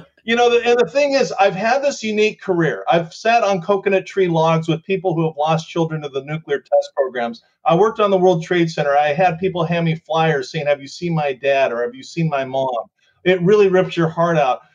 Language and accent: English; Southern California, United States; growing up in Southern California